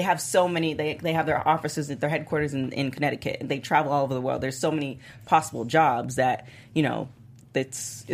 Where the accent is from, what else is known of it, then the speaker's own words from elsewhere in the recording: Toronto, Ontario, Canada; now in Los Angeles, United States; I grew up in Toronto